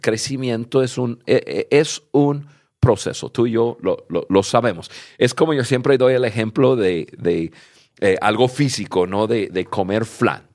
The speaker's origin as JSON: {"language": "Spanish", "country": "United States", "tie": "born or raised there", "said": "yo nací en Estados Unidos"}